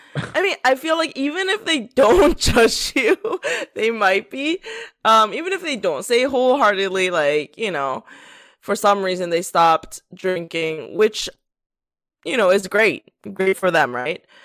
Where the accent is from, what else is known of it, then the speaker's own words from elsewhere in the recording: Pennsylvania, United States; moved away; also born or lived in South Korea; I grew up in Pennsylvania